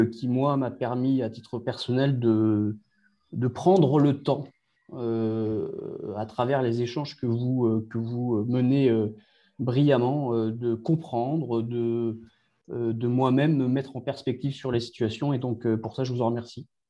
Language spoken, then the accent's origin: French; Brittany, France; chez nous en Bretagne